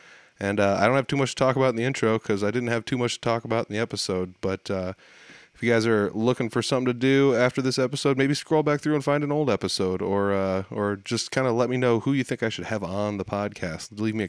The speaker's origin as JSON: {"language": "English", "town": "Humboldt", "region": "Saskatchewan", "country": "Canada", "tie": "born or raised there", "said": "The Rockin' Picnic happens every year, Labor Day weekend in Humboldt. It's my hometown, it's where I'm from."}